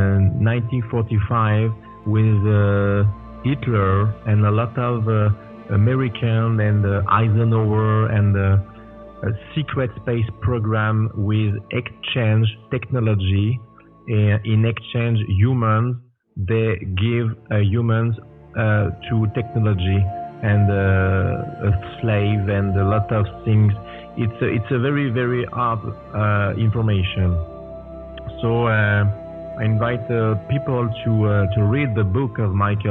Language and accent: English; France; moved away as an adult; now in Quebec, Canada; I was born in France. And now I live in Canada, Quebec, for 16 years.